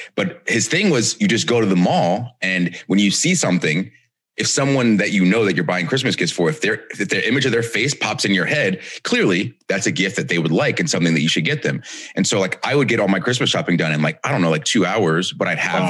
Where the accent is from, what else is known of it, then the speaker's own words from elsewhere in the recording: Marietta, Georgia, United States; I grew up in Marietta, Georgia